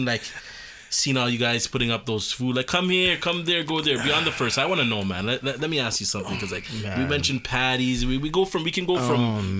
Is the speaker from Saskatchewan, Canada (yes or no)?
no; Toronto, Ontario, Canada; We're from the Mills.